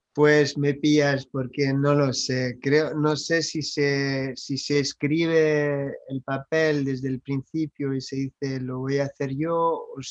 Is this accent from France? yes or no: yes; France; Spanish is a second language; moved away; also born or lived in United States; lo hablo, soy francés, pero he vivido en los Estados Unidos